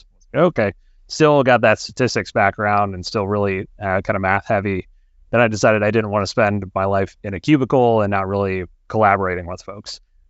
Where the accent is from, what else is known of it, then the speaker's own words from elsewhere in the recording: Ohio, United States; Yeah, so I was born and raised in Ohio, so I'm back in Columbus, Ohio now.